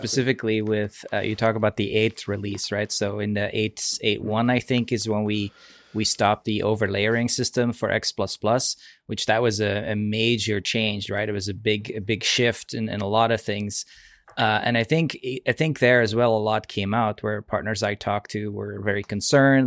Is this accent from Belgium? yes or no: yes; Belgium; moved away as an adult; also born or lived in Seattle area, United States; now in Seattle, United States; I'm from Belgium originally, but I actually live in, in the Seattle area.